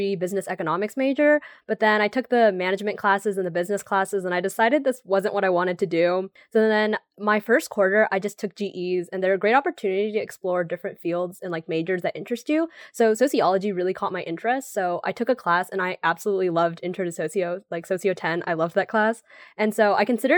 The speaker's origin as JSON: {"language": "English", "region": "California", "country": "United States", "tie": "born or raised there", "said": "I've liked growing up in California my entire life"}